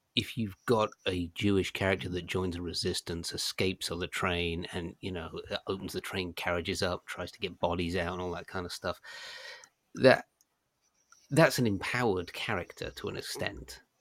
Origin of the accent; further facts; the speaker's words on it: United Kingdom; being British